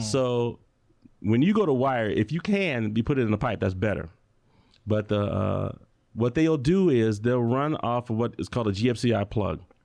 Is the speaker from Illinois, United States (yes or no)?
yes; Chicago, Illinois, United States; now in Tucson, United States; I'm from Chicago